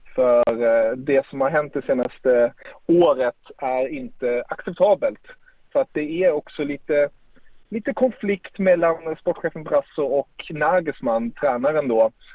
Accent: Germany; som tysk älskar jag ju det.

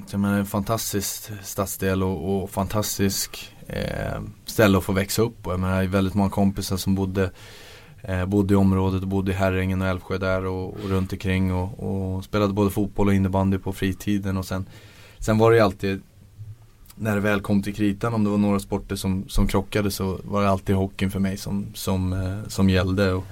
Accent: Bavaria, Germany; jag växte upp i Bayern

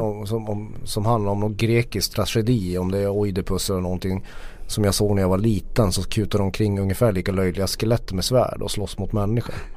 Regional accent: Norrland, Sweden; som norrlänning kan jag ta det

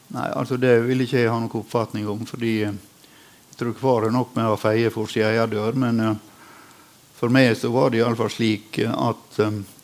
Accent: Sunnmøre, Møre og Romsdal, Norway; som sunnmøring

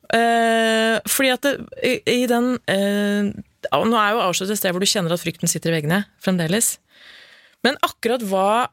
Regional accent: Lillehammer, Innlandet, Norway; Født og oppvokst på Lillehammer og har familie der.

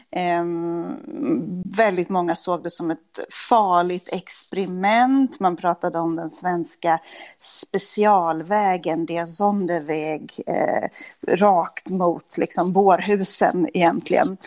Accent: Sweden; now in Germany; som svensk i, i Tyskland, att liksom folk eh, eh tycker det är fascinerande att man är därifrån

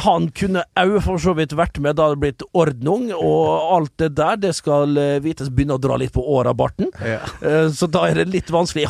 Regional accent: Western Norway, Norway; moved away; jeg skal være hjemme på Vestlandet

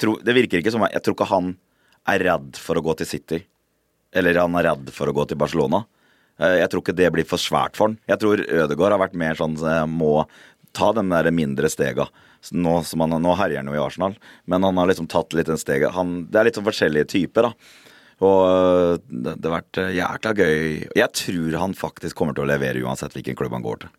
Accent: Fredrikstad, Østfold, Norway; født og oppvokst i Fredrikstad

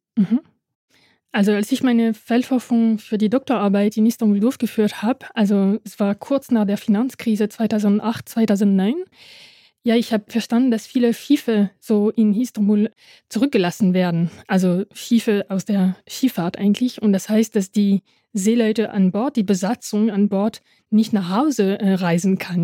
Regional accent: Dieppe, Normandy, France; German is a second language; also born or lived in Halle an der Saale / Panama; now in Halle, Germany; bin in der Normandie in einem kleinen Hafen in Dieppe äh, geboren

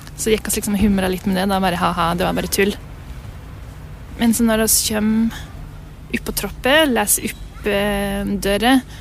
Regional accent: Lesja, Innlandet, Norway; Jeg kommer fra Lesja i Gudbrandsdalen. Lengst nord i Gudbrandsdalen

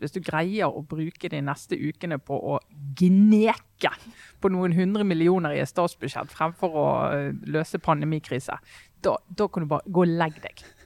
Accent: Western Norway, Norway; oss eh, vestlendinger

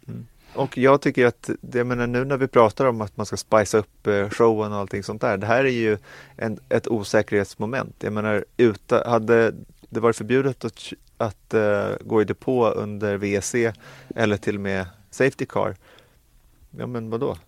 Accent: Sweden; vi som svenskar

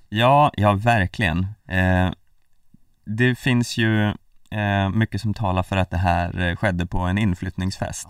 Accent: Hälsingland, Gävleborg County, Sweden; Vi är välkomnande vi hälsingar

